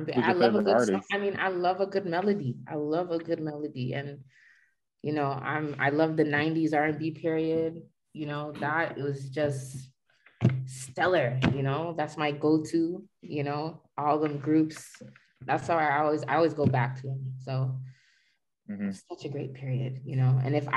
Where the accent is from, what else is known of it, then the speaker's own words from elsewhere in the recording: Jamaica; And I'm a Jamaican, so we live by that white rum